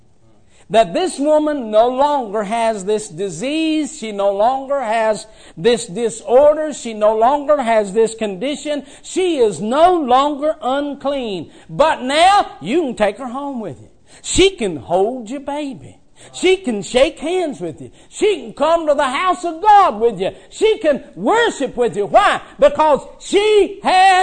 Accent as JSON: {"language": "English", "region": "West Virginia", "country": "United States", "tie": "born or raised there", "said": "I was raised in West Virginia."}